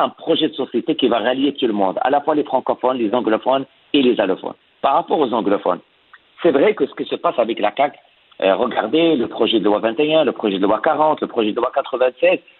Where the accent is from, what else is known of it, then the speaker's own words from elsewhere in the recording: Quebec, Canada; en tant que Québécois